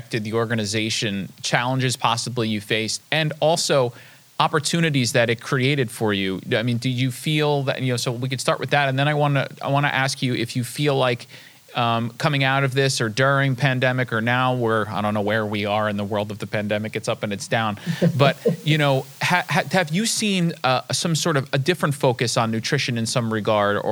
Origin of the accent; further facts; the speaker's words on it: United States; as the American